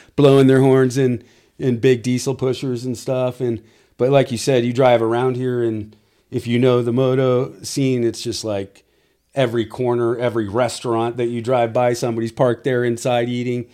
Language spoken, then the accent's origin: English; South Orange County, California, United States; now in Temecula, United States; grew up pretty much over in South Orange County and lived over there till, oh, I got married